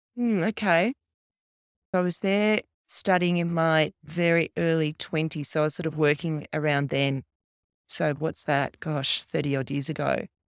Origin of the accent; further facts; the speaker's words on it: Canberra, Australian Capital Territory, Australia; I grew up in Canberra